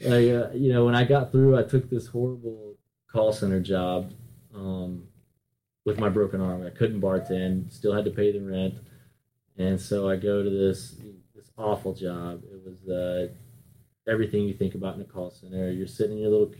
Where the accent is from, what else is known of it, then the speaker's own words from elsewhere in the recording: North Carolina, United States; now in Miami, United States; I grew up in North Carolina, and now I'm down in Miami